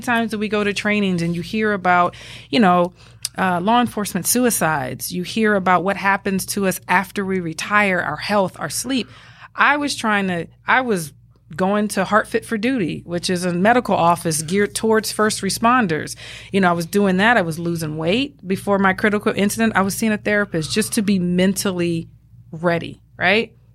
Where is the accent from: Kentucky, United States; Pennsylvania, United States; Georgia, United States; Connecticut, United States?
Georgia, United States; Atlanta; accent: Southern; moved away as an adult; now in Arizona, United States; Growing up in Atlanta